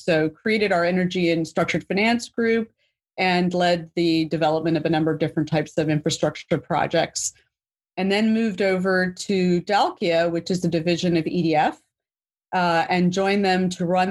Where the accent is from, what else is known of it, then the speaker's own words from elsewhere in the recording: New York City, New York, United States; So I grew up in New York City, one of those few people that actually can say born and raised in Manhattan